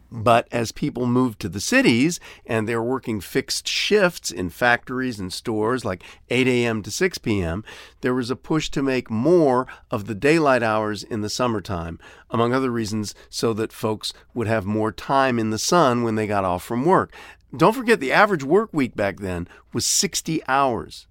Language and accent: English; Ohio, United States; growing up in Ohio